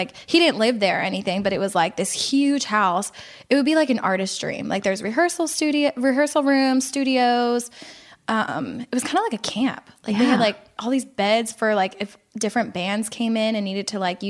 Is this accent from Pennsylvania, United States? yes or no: yes; Philadelphia, Pennsylvania, United States; now in Orlando, United States